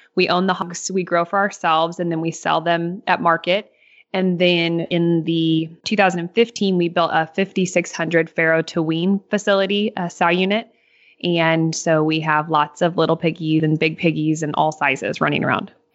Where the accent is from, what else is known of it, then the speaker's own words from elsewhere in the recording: Northeast Missouri, United States; I'm from Northeast Missouri.